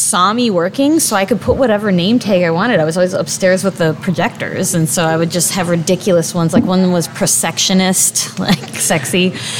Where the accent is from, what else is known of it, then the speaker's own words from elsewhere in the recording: Midwest, United States; moved away; We should note we're from the Midwest.